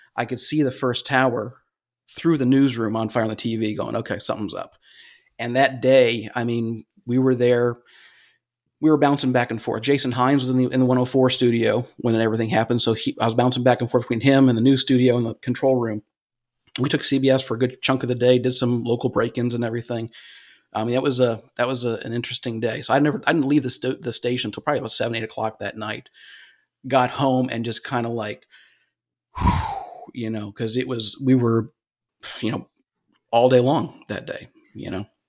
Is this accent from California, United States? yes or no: no; Cleveland, Ohio, United States; moved away; originally from, originally from Cleveland, Ohio